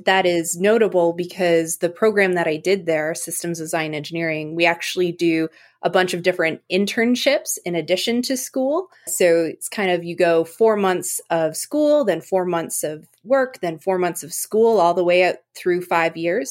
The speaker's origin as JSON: {"language": "English", "town": "Eganville", "region": "Ontario", "country": "Canada", "tie": "born or raised there", "moved": "yes", "lives_now": "Seattle, United States", "said": "I'm originally from Canada. I grew up in, I guess, nearby a small town, Eaganville, Ontario."}